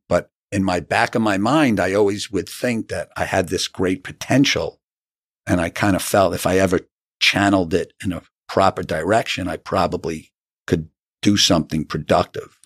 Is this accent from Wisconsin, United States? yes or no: no; New City, New York, United States; also born or lived in Syracuse, New York / Long Island, New York; I am from Rockland County, New City, New York